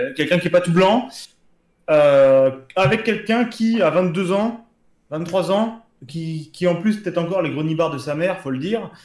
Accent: Marseille, Provence-Alpes-Côte d'Azur, France; je suis Marseillais

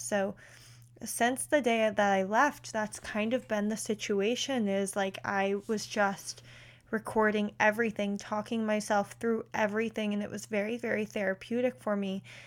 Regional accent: West Chester, Pennsylvania, United States; I'm from Westchester, Pennsylvania, which is about thirty-five minutes outside of Philly

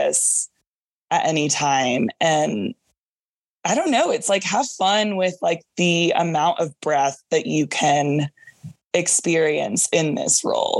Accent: Dallas, Texas, United States; also born or lived in San Antonio / California; my first job was in San Antonio and I'm from Dallas.

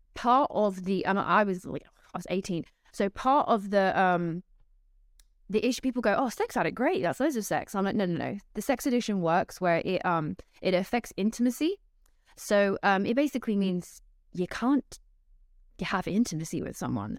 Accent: London, United Kingdom; I'm from London, England, and my parents met at, they were both teachers at a Christian school in London

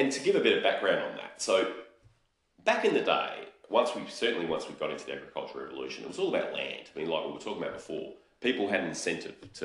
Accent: Australia; I'm Australian

